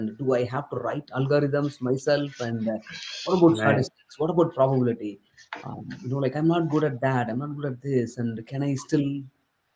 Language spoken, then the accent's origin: English; southern India, India; English is a second language; English is not my native language. I come from southern part of India, and entire my schooling was in Tamil